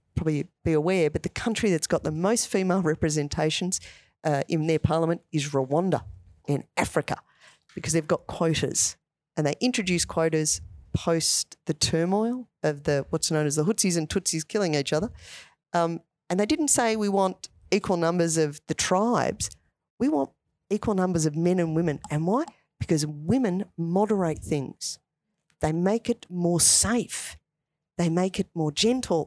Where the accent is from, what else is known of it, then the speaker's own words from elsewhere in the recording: Ashwood, Victoria, Australia; I grew up in Ashwood.